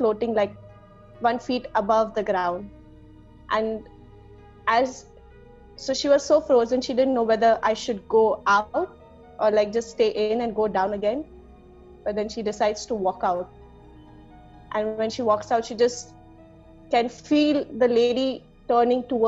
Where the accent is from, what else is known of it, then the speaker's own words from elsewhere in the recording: Pune, Maharashtra, India; I'm from Pune.